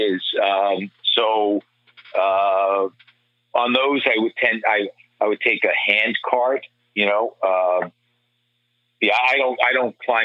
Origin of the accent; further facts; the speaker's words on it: New York City, New York, United States; now in New Jersey, United States; my old neighborhood that I grew up in Inwood